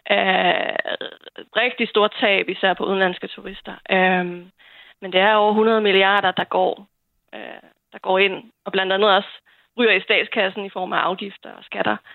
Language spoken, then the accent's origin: Danish; Bornholm, Capital Region of Denmark, Denmark; jeg kommer fra, jeg er født og opvokset på Bornholm